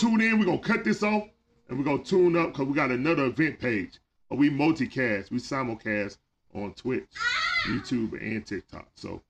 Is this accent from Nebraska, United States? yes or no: no; Georgia, United States; I'm from Georgia.